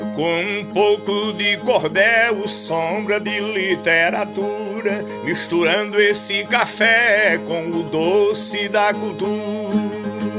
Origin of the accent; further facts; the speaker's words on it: Bocaina dam area, Piauí, Brazil; moved away as an adult; é o berço em que eu nasci, não é? Daqui na casa onde eu nasci são 12 quilômetros. Então foi por aqui os meus primeiros passos